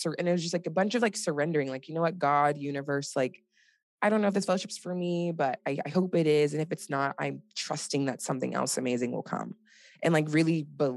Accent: Nigeria; I'm Nigerian

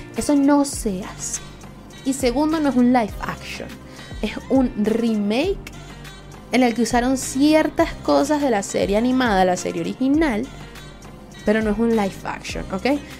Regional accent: Venezuela; Soy una jeva de Venezuela

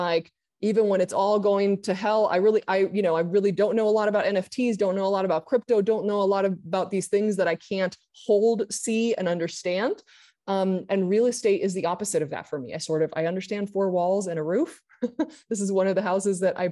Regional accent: Argentina; moved away as an adult; also born or lived in Santa Monica; now in United States; I grew up in Argentina, came back to the US at 21

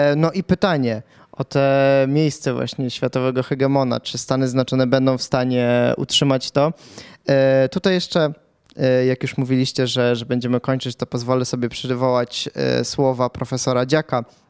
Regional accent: Pułtusk, Masovian Voivodeship, Poland; urodziłem się w Półtusku

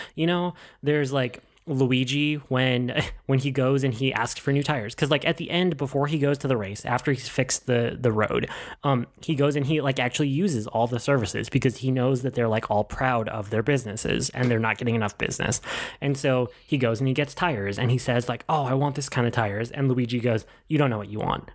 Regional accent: Minnesota, United States; a native Minnesotan

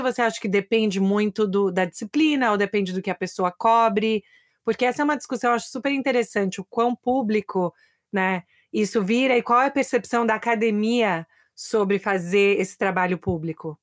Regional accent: Brazil; now in United States; Eu também sou brasileira

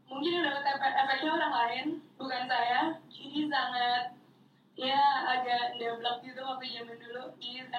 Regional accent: Bandung, West Java, Indonesia; moved away as an adult; now in Jakarta, Indonesia; saya dari Bandung pindah ke Jakarta dari yang segala sesuatunya diurusin sama keluarga jadi urus

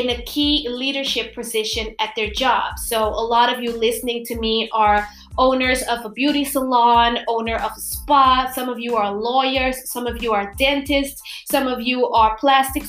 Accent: Curaçao; first language Papiamento; English is a second language; I am from Curaçao, and I have a big audience that speaks my native language, Papiamento

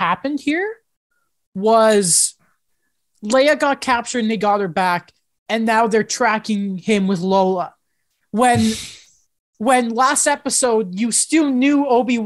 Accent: United Kingdom; I'm British

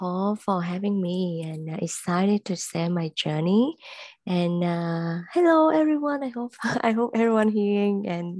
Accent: Vietnam; English is a second language; also born or lived in Singapore; now in Ottawa, Canada; Vancouver, I actually realtor in Ottawa, the capital of the country, and which is in Ontario. So I'm original from Vietnam.

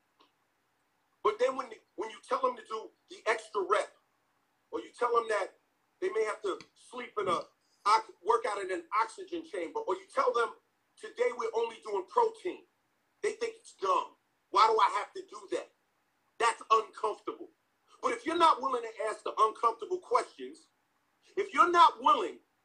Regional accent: New York City, New York, United States; I'm from Farmers Boulevard in Queens, New York. We don't play like that. I was born and raised in the hood.

